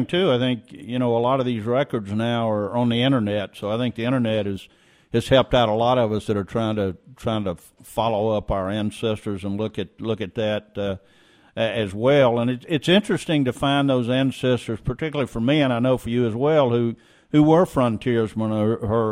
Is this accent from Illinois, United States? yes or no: no; Louisiana, United States; growing up in Louisiana, we used to ride with my grandfather